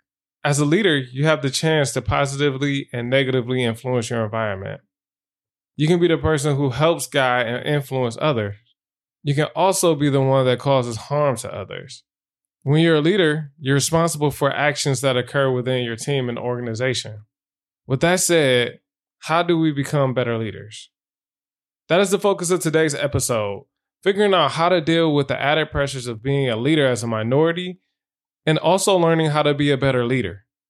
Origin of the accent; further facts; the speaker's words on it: Michigan, United States; And I'm from Michigan.